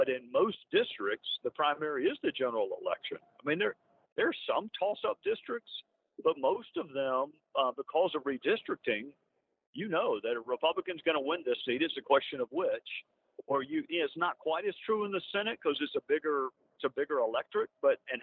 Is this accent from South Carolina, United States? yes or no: yes; South Carolina, United States; We're both from South Carolina.